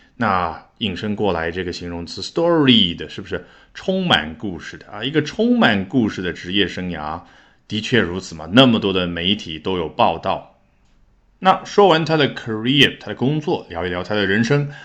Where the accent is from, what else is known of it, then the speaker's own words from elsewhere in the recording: China; 这样我们中国人更加理解，对不对？